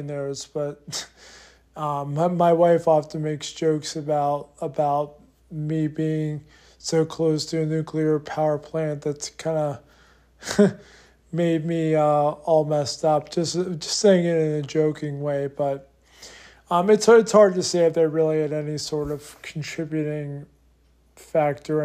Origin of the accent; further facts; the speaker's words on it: Harrisburg, Pennsylvania, United States; I grew up in Harrisburg, Pennsylvania